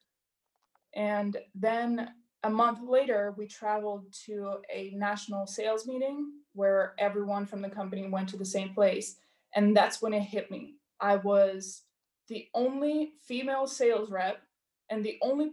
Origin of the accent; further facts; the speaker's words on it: Georgia; moved away; I am from Georgia